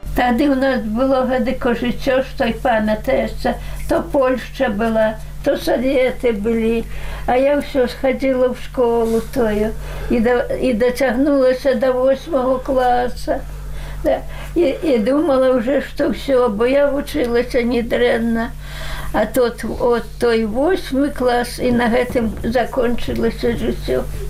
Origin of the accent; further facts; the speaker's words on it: Belarus; also born or lived in Siberia; я сама беларуска